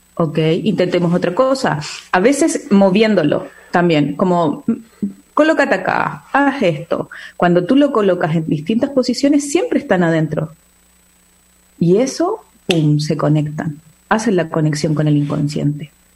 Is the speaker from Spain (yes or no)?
no; Chile; soy chilena